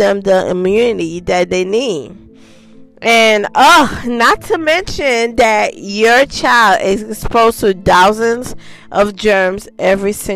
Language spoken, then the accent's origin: English; Haiti; I was born in Haiti. Yes, I was.